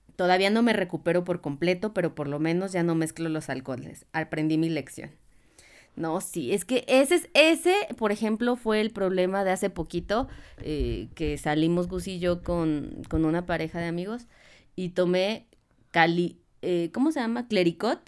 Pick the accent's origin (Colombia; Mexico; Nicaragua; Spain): Mexico; soy de México